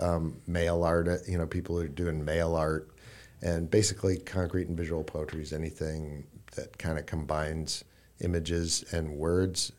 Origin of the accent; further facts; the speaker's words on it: Iowa, United States; moved away as an adult; also born or lived in Brooklyn; I, I grew up in Iowa. Um, for people who don't know, Iowa City is, uh, a university town. Um, I grew up in a small town near there